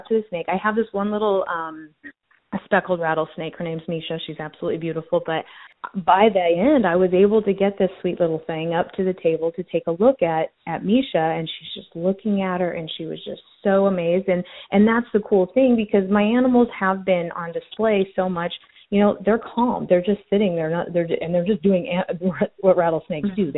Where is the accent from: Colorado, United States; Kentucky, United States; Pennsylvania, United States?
Colorado, United States; moved away; I grew up in Colorado